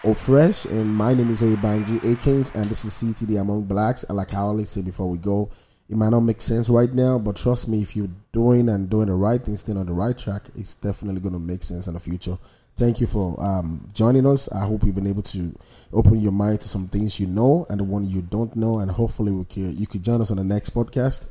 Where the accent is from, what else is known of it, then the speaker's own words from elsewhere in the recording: Nigeria; now in United States; a lot of Nigerians are coming here with a mindset of how we do things back home